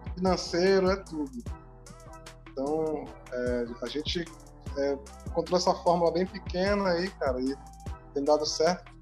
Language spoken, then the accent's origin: Portuguese; Manaus, Amazonas, Brazil; a gente é de Manaus